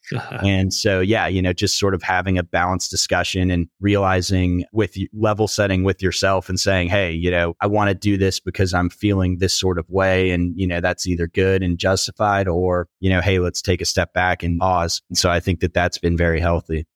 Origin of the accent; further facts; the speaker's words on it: Houston, Texas, United States; I was working in my hometown of Houston, Texas, in oil and gas finance